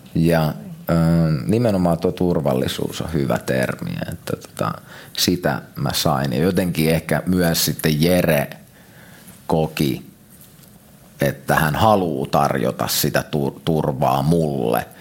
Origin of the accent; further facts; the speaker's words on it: Lahti, Päijät-Häme, Finland; also born or lived in Vantaa; muistaakseni 6-7-vuotiaan me muutettiin Lahteen.